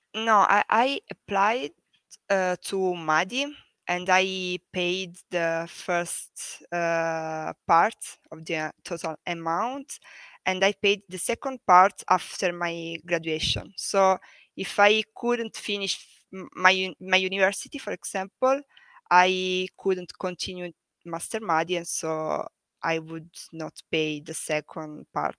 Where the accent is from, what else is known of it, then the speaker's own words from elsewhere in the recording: Tursi, Basilicata, Italy; moved away as an adult; also born or lived in Florence, Italy / Venice, Italy; now in Berlin, Germany; I come from a little town in the south of Italy. The name is Tursi, uh, near Matera. So I come from Basilicata